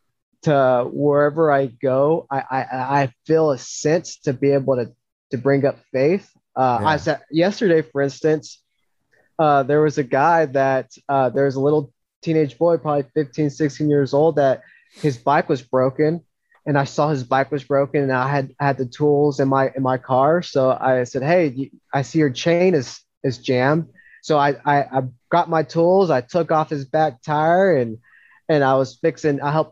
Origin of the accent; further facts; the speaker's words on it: the South, United States; especially in the South, especially where I grew up in the Bible Belt and everything, everyone believes in God